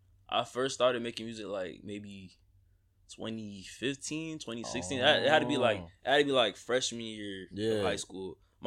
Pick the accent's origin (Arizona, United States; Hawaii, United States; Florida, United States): Florida, United States; Coral Springs; also born or lived in New Jersey; I'm from New Jersey. So, let's start with that. I moved down from New Jersey. I moved to Coral Springs when I was probably three at that point in time.